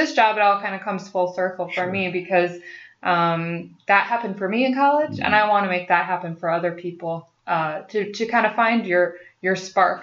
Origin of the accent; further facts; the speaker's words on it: Cedar Rapids, Iowa, United States; I grew up in Cedar Rapids where there was a little more diversity